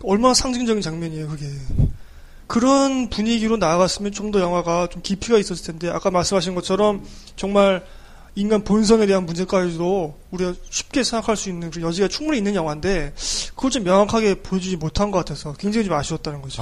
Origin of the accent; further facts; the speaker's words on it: South Korea; 우리 뭐 한국 사람이니까